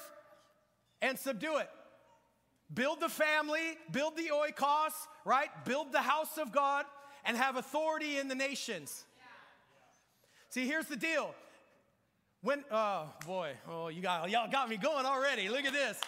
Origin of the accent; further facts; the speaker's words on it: Marysville, Washington, United States; moved away as an adult; also born or lived in Las Vegas, Nevada; I grew up here in the Northwest, left Marysville in 1999. To move to Las Vegas to finish Bible college. And now I've been back for about a year